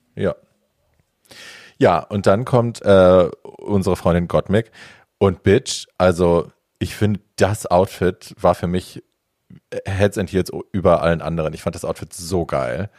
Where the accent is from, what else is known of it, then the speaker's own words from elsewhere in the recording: Hofheim am Taunus, Hesse, Germany; in der Fußgängerzone bei uns in Hofheim